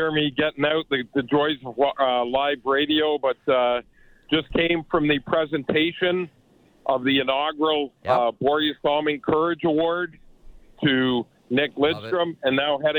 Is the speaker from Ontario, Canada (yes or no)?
yes; Toronto, Ontario, Canada; growing up in Toronto